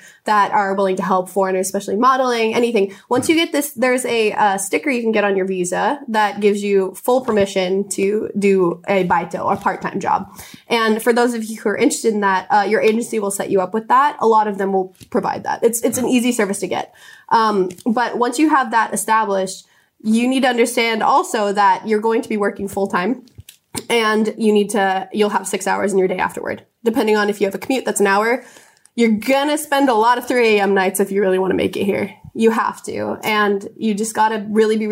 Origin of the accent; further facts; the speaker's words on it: Alaska, United States; now in Japan; I'm from Alaska